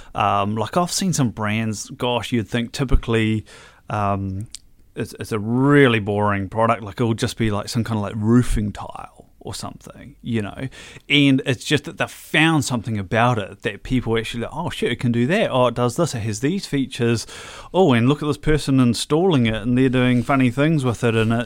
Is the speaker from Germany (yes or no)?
no; Hamilton, Waikato, New Zealand; I was born in Hamilton Hospital, I guess Waikato Hospital.